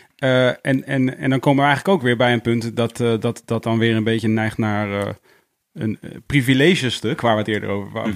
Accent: Leusden, Utrecht, Netherlands; ik ben geboren in Leusden, daar heb je dus een Montessori school, dat zie je vlakbij uh, Amersfoort

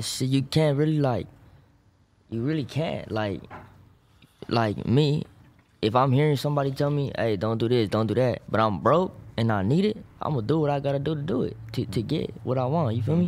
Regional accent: Maywood, California, United States; I'm from Parkside, Maywood, Huntington Park

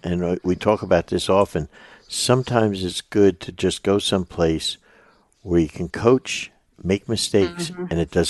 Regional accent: Orlando, Florida, United States; My hometown university.

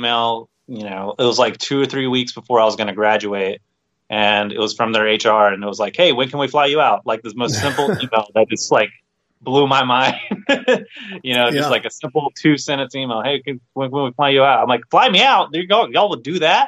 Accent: Georgia, United States; moved away; also born or lived in Orlando / Northern Illinois; I'm originally from the South. I'm originally from Georgia

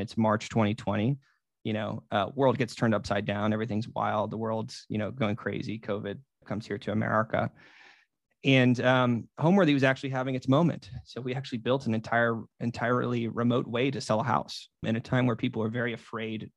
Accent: Merida, Florida, United States; moved away; Merida, Florida, which is my hometown

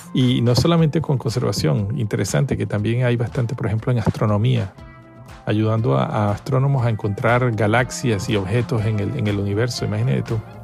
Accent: Caracas, Capital District, Venezuela; also born or lived in Margarita Island; Soy venezolano de nacimiento, crecí en Venezuela, en Caracas

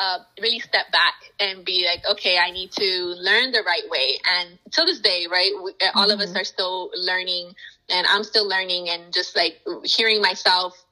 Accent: United States; first language Spanish; English is a second language; I am a child of Mexican immigrants. I am first generation American here. And growing up, I you know, Spanish was my first language

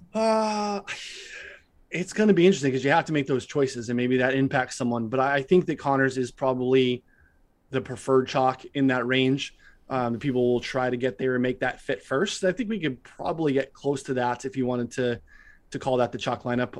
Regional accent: Eastern time zone, Eastern United States, United States; now in Chicago, United States; I grew up in the Eastern, so it took me a while to move to Central

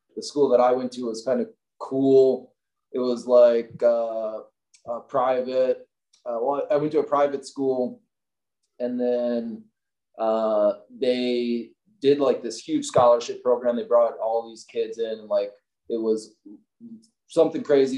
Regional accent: Milwaukee, Wisconsin, United States; moved away as an adult; now in Salt Lake City, United States; I grew up in Milwaukee, Wisconsin

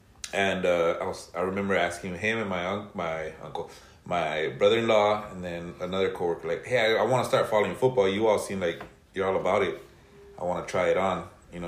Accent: Lynwood, California, United States; moved away as an adult; also born or lived in North Long Beach; now in Long Beach, United States; I grew up in Linwood

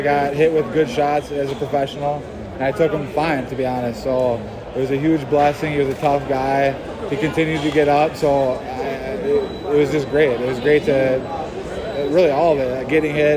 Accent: near Hinckley, Minnesota, United States; That's like right by my hometown, and this is where I live

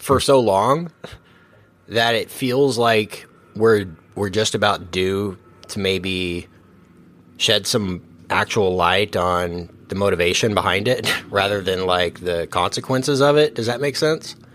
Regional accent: Texas, United States; we're all from Texas

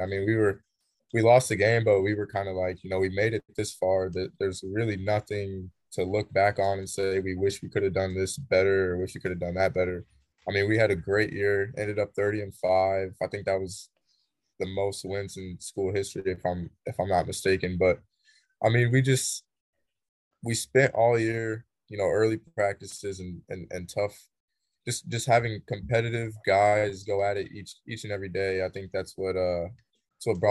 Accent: Lawrence, Kansas, United States; moved away; I grew up, I've grown all my life in Lawrence, Kansas, which is a home of the Jayhawks

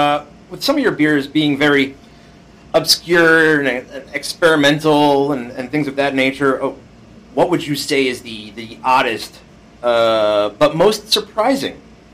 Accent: New Jersey, United States; moved away; because I grew up in Jersey

